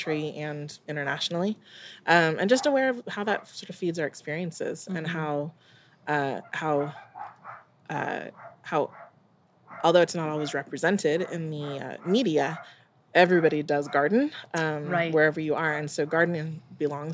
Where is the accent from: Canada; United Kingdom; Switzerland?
United Kingdom; England; also born or lived in Jamaica; I'm English. I know that I'm Jamaican